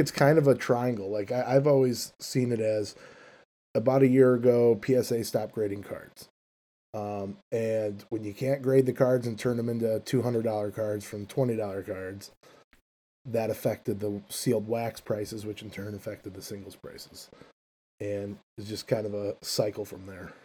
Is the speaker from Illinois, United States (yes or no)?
yes; Chicago, Illinois, United States; I'm from Chicago, Illinois